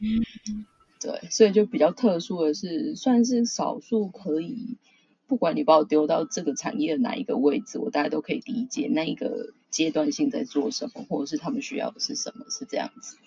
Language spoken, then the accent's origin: Chinese; Taiwan; moved away as an adult; now in Tokyo, Japan; 我本身是台湾人，然后我现在人其实是在东京